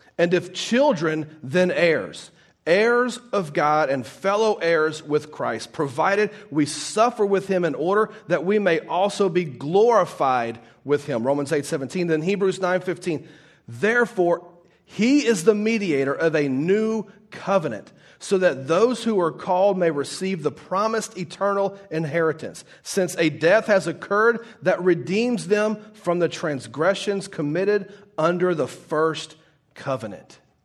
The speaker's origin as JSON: {"language": "English", "town": "Baton Rouge", "region": "Louisiana", "country": "United States", "moved": "yes", "said": "I'm originally from Baton Rouge, Louisiana"}